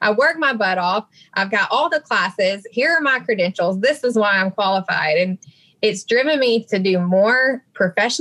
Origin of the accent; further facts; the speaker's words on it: Alabama, United States; born and raised in Alabama